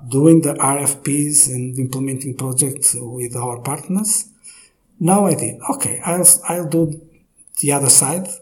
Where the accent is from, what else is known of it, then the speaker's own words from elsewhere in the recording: Braga, Norte, Portugal; moved away as an adult; also born or lived in Porto; now in Lisbon, Portugal; in Braga, where I am from